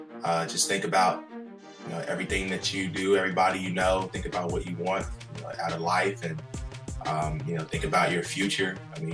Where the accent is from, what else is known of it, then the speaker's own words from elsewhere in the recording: Chicago, Illinois, United States; moved away as an adult; also born or lived in Atlanta, Georgia / South Florida; now in Henderson, United States; I am from Chicago and currently living in a small town outside of Henderson, Kentucky. And I've lived in quite a few different places, from Atlanta, Georgia to South Florida.